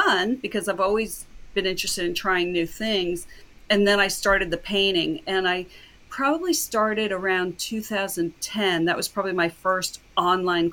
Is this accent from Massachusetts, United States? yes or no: no; Cocoa Beach, Florida, United States; now in Palm Beach County, United States; I grew up in Cocoa Beach, Florida, which is only a little over 2 hours north of here